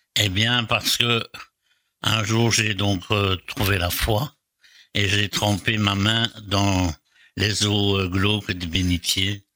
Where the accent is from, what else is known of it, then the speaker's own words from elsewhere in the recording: Brussels, Brussels-Capital Region, Belgium; Macapet Saint-Lambert, c'est là où j'ai passé toute mon enfance